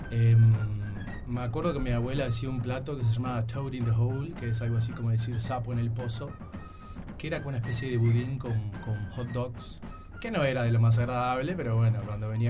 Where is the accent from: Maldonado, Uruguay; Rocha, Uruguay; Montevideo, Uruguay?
Montevideo, Uruguay; also born or lived in Young, Río Negro, Uruguay; Bien uruguayo, nacido y criado en Uruguay